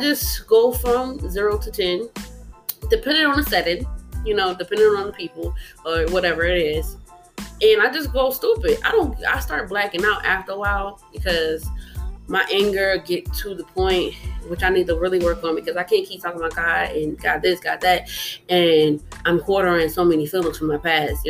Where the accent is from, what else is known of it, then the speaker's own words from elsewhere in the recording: New Jersey, United States; I'm from Jersey